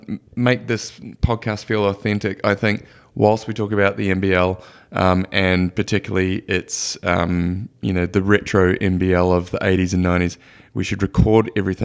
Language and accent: English; New Zealand; Now, as a Kiwi, I have a soft spot for OKC just because of Stephen Adams.